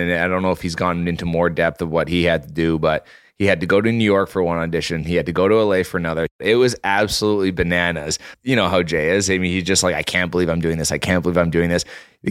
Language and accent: English; Vancouver, British Columbia, Canada; because I'm from Vancouver originally, so I watch a lot of Seahawks games.